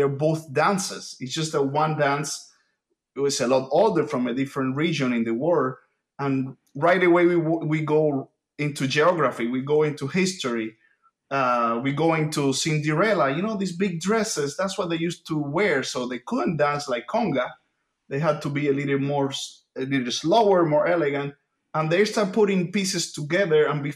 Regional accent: Havana, Cuba; first language Spanish; English is a second language; moved away; my native language, as you can probably hear, is Spanish. I was born in Havana, Cuba

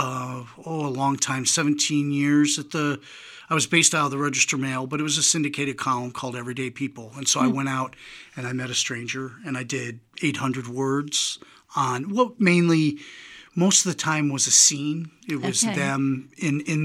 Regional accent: New York, United States; moved away; I grew up in New York, and my mom was an avid reader

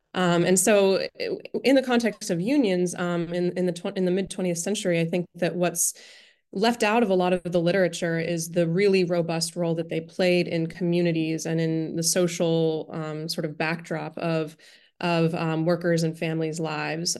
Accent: Pittsburgh, Pennsylvania, United States; moved away; growing up in Pittsburgh

